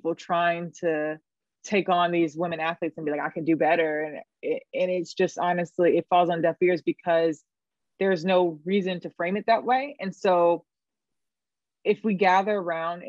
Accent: Raleigh, North Carolina, United States; moved away as an adult; now in New York, United States; Born and raised in Raleigh, North Carolina.

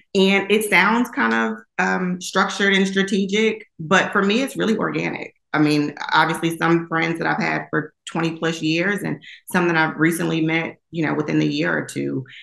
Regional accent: Long Island, New York, United States; born and raised in Long Island, New York

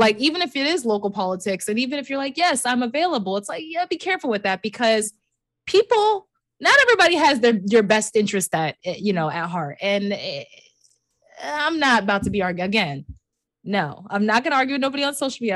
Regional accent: United States; I'm literally an American.

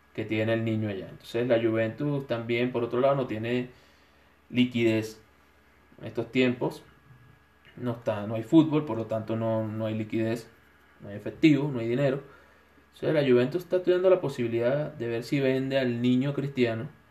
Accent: Venezuela; now in Ecuador; soy un venezolano de Ecuador

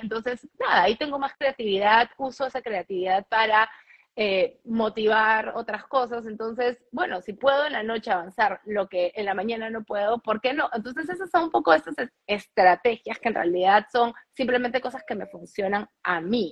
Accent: Peru; moved away as an adult; also born or lived in New York, United States; now in Miami, United States; Yo crecí en Perú, o sea, nací en Perú, crecí en Perú, estudié en Perú y trabajé en Perú

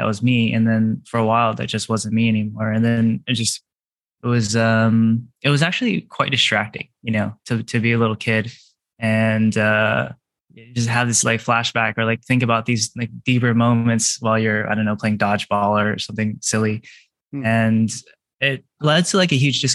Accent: California, United States; I grew up in California

